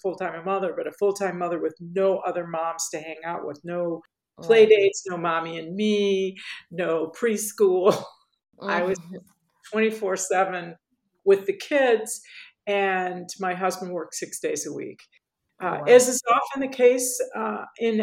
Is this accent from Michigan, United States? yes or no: yes; Detroit, Michigan, United States; also born or lived in Paris / Tokyo / Shanghai / Seoul; now in Los Angeles, United States; I'm American. I'm from Detroit and based in Los Angeles